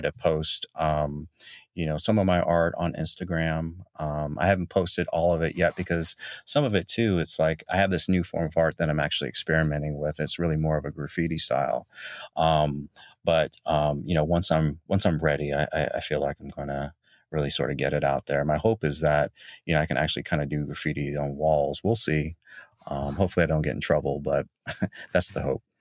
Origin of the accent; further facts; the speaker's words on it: Jacksonville, North Carolina, United States; also born or lived in Raleigh / Charlotte / Chapel Hill / Greensboro; now in Chicago, United States; I'm from North Carolina, a hail from small city, Jacksonville